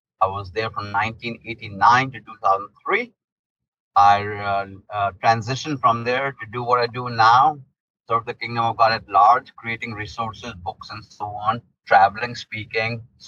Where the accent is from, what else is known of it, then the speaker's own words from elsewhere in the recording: India; moved away as an adult; now in United States; I was born and raised in India in a pastor's home